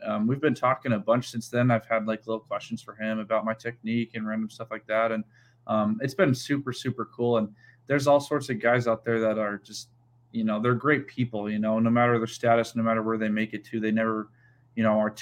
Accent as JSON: {"language": "English", "town": "Helena", "region": "Montana", "country": "United States", "tie": "born or raised there", "moved": "yes", "said": "So I'm from Helena, Montana. I grew up in Montana, was born and raised there"}